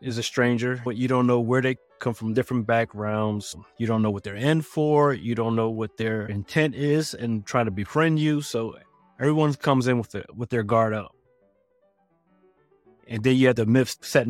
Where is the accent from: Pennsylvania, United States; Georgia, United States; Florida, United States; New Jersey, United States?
Pennsylvania, United States; Philadelphia; I'm from Philadelphia. And it was a tight-knit community